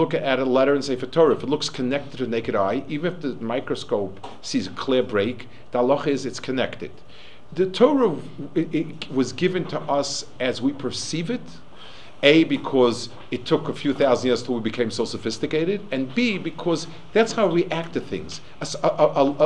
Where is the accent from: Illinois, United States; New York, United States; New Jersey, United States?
New York, United States; New York City; I also grew up in Manhattan, but probably the other end of it